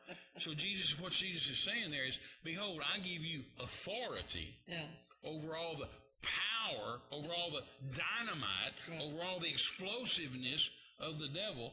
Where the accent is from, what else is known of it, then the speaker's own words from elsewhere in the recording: West Texas, United States; also born or lived in Mexico; I was a missionary in Mexico, and I was from West Texas